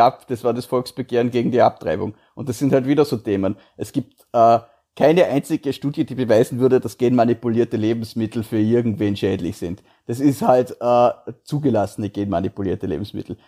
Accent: Feldkirch, Vorarlberg, Austria; Ich bin ja Vorarlberger

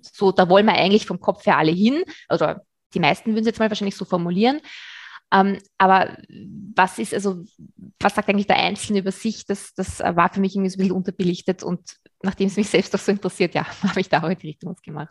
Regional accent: Vienna, Austria; ich bin aus Wien, das hast du schon gesagt. Ich lebe da mit meinem Mann

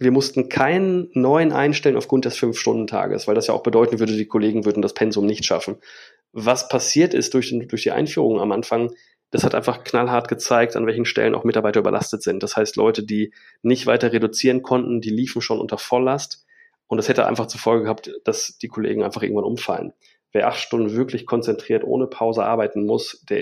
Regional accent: Bielefeld, North Rhine-Westphalia, Germany; born there; also born or lived in England / Australia / Bavaria; ich bin studierter Medienwissenschaftler, ich gebürtiger Bielefelder. Ich habe ein paar Jahre im Ausland gelebt, in England, in Australien, in Bayern, wenn man das so sagen kann, für, für uns Westfalen.

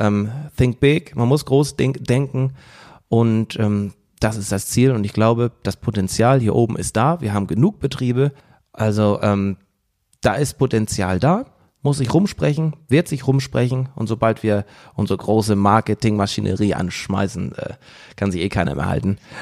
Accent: Husum, Schleswig-Holstein, Germany; Also ich komme jetzt aus Husum

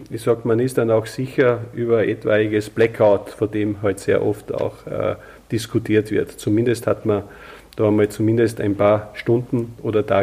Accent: Austria; ich sage jetzt einmal, eine Ölheizung noch drin habe, mit Solarthermie betrieben, wie das sehr oft bei uns in Österreich zumindest der Fall ist

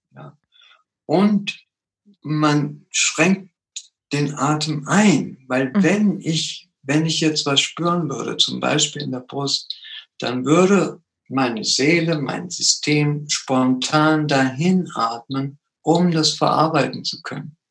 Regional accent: Germany; also born or lived in Peru; bin als kleiner Junge dreijährig nach Deutschland gekommen

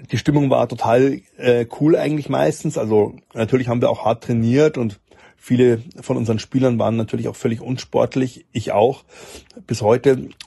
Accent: Bavaria, Germany; das muss ich als Oberbayer zugeben

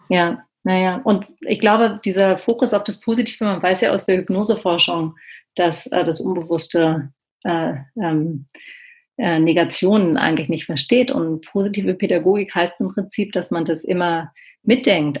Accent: Berlin, Germany; ich bin ja aus Berlin

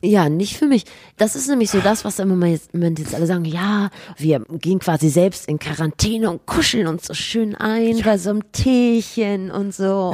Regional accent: Rhineland, Germany; ich komme aus dem Rheinland, natürlich.

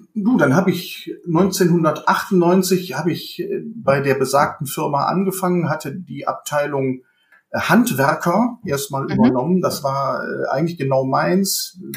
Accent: Bergisches Land, born in Düsseldorf, North Rhine-Westphalia, Germany; Ich bin ein Kind des Bergischen Landes, allerdings gebürtiger Düsseldorfer

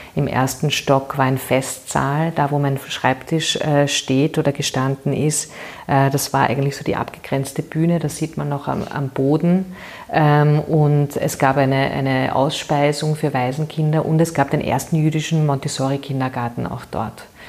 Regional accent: Vienna, Austria; ich bin eine Währingerin ähm, und äh, sehr glücklich, eine Währingerin zu sein und hier geboren zu sein. Ich bin ähm, in der Gänzkasse aufgewachsen

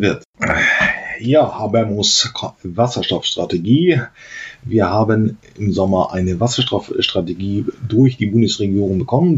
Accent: Germany; sind wir halt Deutsche

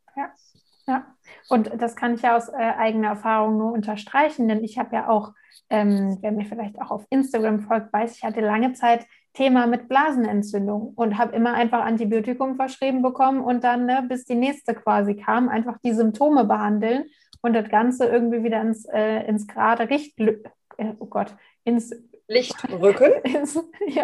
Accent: Germany; hier bei uns in Deutschland

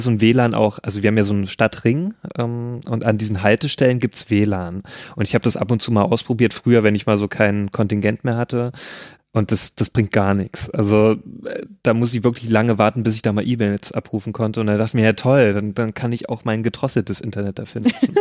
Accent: Nordhausen, Thuringia, Germany; moved away; da, wo ich herkomme, aus Nordhausen

